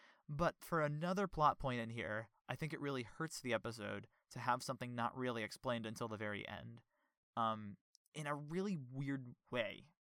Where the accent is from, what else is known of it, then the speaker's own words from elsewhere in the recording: New York, United States; I am from New York, after all